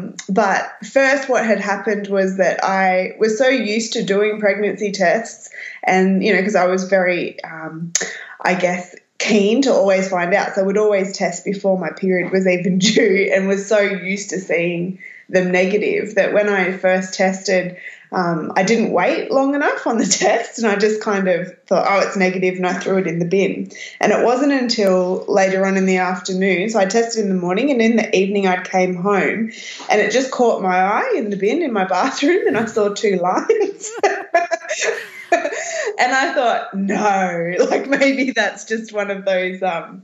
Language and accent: English; Berry, New South Wales, Australia; also born or lived in Newcastle, New South Wales; now in Southern Highlands, Australia; I grew up in Berry.